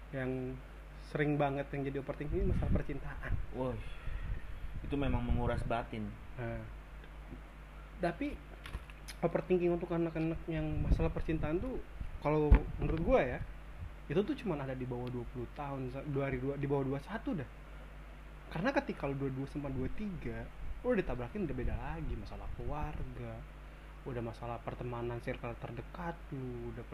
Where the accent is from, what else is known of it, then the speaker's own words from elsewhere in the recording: Bekasi, West Java, Indonesia; also born or lived in Jakarta; gue juga lahir di Jakarta tumbuh besar di Bekasi